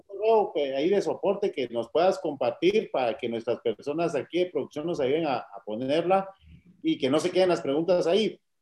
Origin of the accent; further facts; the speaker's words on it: Guatemala; tenemos que explorar como guatemaltecos